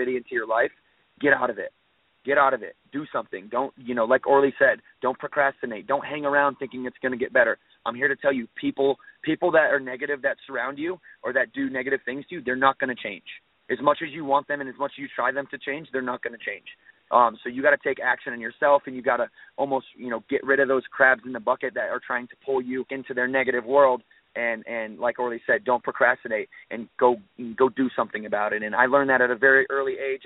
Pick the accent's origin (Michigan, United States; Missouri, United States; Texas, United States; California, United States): Michigan, United States; Battle Creek; now in Huntersville, United States; I came from a background from Battle Creek, Michigan